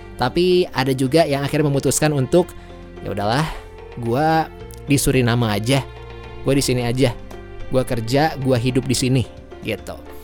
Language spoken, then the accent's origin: Indonesian; Jakarta, Indonesia; gue bukan orang Jawa sih gue lahir di Jakarta tapi nyokap gue orang Solo bokap gue orang Pekalongan